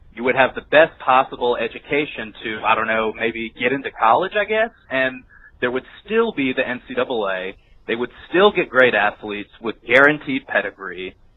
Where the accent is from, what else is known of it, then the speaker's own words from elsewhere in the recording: Houston, Texas, United States; now in Grand Forks, United States; from Grand Forks, North Dakota, born and raised in Houston, Texas